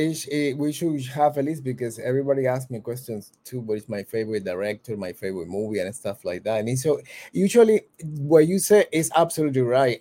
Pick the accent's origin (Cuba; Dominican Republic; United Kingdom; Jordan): Cuba; I'm from Cuba